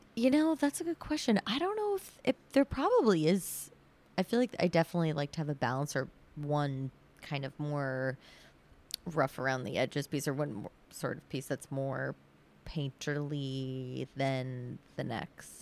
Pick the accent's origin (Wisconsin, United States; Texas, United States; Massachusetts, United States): Massachusetts, United States; Sudbury; also born or lived in Needham / Brookline; my parents live in Sudbury right now, and I grew up there